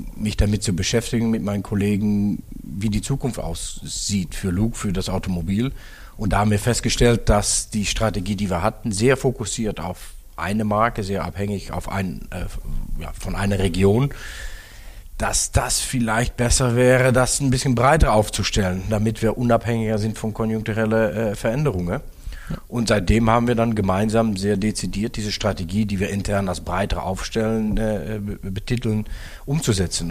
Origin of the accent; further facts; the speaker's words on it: Netherlands; moved away as an adult; now in Germany; gebürtige Niederländer